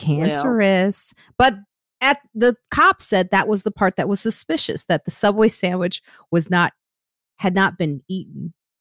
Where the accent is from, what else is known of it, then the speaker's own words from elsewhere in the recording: Chicago, Illinois, United States; because I'm from Chicago and I know they're cold.